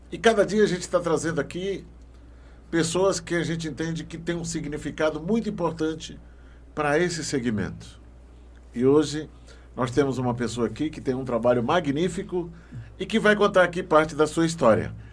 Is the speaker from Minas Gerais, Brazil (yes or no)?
no; Brasília, Federal District, Brazil; also born or lived in Taguatinga / Ceilândia; Eu nasci aqui em Brasília.